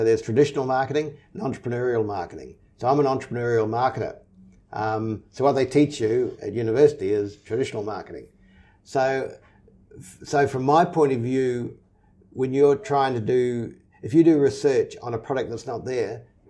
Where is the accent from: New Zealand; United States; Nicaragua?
New Zealand; Auckland; I grew up in Auckland, in Onehunga, and I went to Onehunga High School